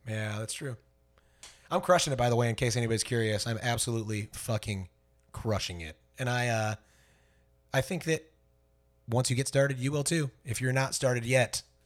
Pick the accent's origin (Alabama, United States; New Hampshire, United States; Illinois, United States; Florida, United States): Florida, United States; Fort Myers; born or raised there